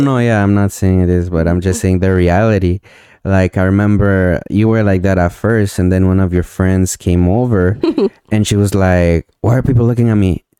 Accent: Montreal, Quebec, Canada; I'm from Montreal

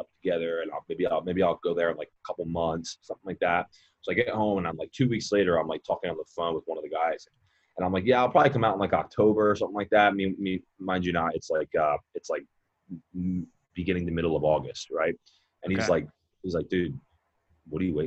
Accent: Philadelphia, Pennsylvania, United States; moved away as an adult; also born or lived in Scottsdale, Arizona; I'm from Philly

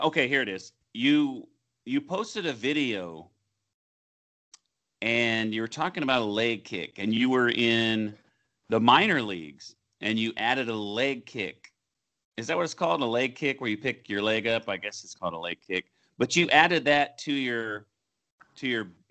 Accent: Oklahoma City, Oklahoma, United States; I grew up in the Oklahoma City area

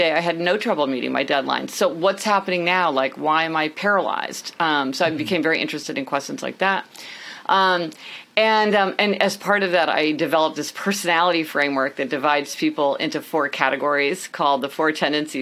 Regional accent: Kansas City, Missouri, United States; moved away as an adult; also born or lived in New Haven, Connecticut; now in New York City, United States; I am actually from Kansas City.

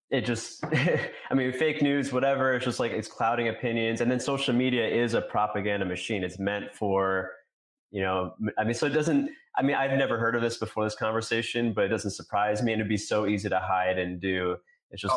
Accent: New York, United States; I grew up in New York.

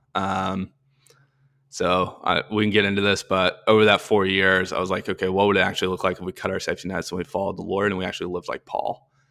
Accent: Arkansas, United States; moved away; I'm from Arkansas originally, went to the University of Arkansas

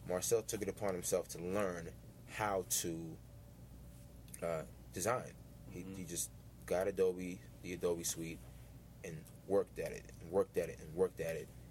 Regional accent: Washington, District of Columbia, United States; in the city that, that kind of raised me, and the place that I, I call home

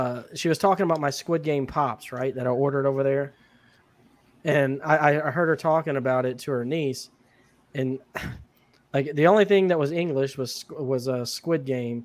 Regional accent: United States; I'm American

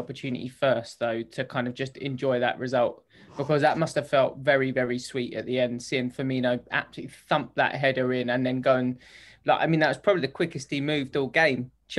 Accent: United Kingdom; I'm so British.

